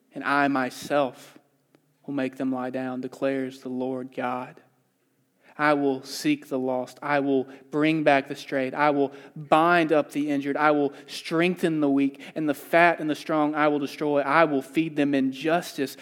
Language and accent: English; the South, United States; moved away as an adult; I grew up in the South. I moved out here three years ago.